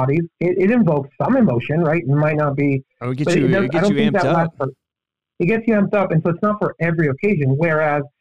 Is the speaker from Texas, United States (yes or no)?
yes; El Paso, Texas, United States; I'm from El Paso. It's like, 80% Hispanic.